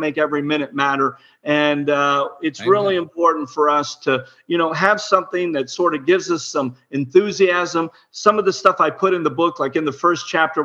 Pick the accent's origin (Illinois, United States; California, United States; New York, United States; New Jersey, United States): Illinois, United States; I was born in Illinois